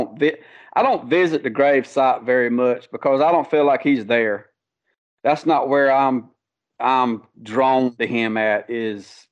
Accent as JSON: {"language": "English", "town": "Conway", "region": "South Carolina", "country": "United States", "tie": "born or raised there", "also_born_or_lived": "Loris, South Carolina", "said": "I was born and raised in Conway, South Carolina, which is 15 minutes from Myrtle Beach"}